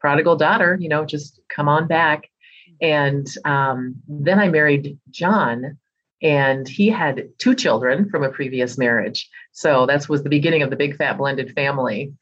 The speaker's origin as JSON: {"language": "English", "region": "Minnesota", "country": "United States", "tie": "born or raised there", "said": "I was born and raised right here in Minnesota"}